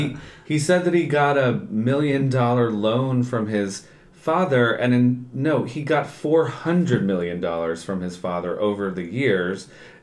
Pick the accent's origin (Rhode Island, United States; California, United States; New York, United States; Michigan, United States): New York, United States; I'm from New York.